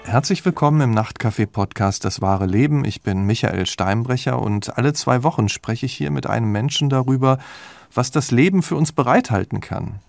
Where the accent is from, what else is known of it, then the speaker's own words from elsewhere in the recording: near Dortmund, North Rhine-Westphalia, Germany; Ich komme aus der Nähe von Dortmund